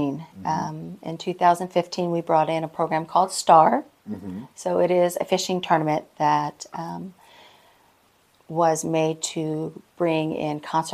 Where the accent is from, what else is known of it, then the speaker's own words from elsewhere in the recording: Jacksonville, Florida, United States; also born or lived in Bronson, Florida; now in Trenton, United States; So I'm in Trenton at the moment. Mm-hmm. I'm originally from Jacksonville, so very different environment.